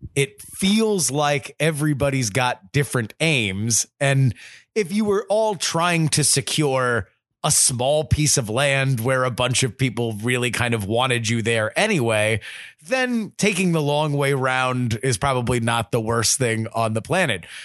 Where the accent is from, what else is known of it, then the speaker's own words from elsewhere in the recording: South Florida, United States; growing up in South Florida, a, a few miles away from Cuba